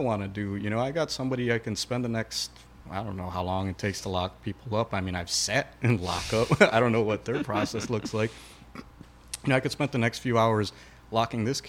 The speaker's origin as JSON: {"language": "English", "town": "Chicago", "region": "Illinois", "country": "United States", "said": "We're all from Chicago"}